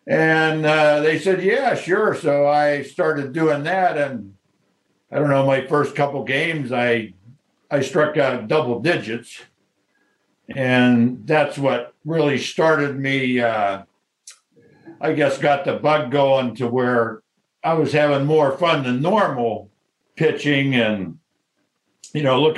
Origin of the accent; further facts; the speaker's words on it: Reynoldsville, Pennsylvania, United States; Back where I grew up in Reynoldsville, baseball after Little League was non-existent.